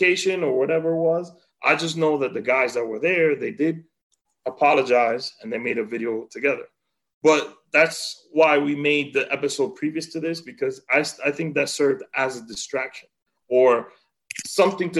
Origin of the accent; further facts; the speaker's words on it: Santiago, Dominican Republic; moved away; growing up in DR